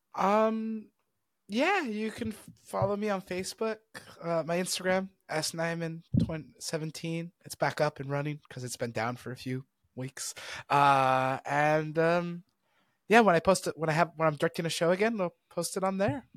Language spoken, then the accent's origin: English; United States; we're American